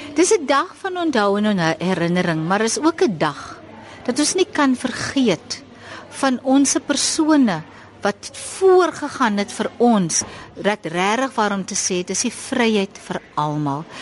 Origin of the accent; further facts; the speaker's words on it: South Africa; Ons is Suid-Afrikaners